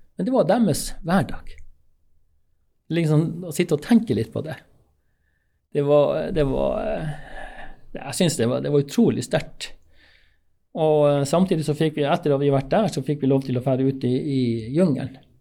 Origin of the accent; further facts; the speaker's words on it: Finnmark, Norway; also born or lived in Alta / Gjøvik; jeg kom jo fra Finnmark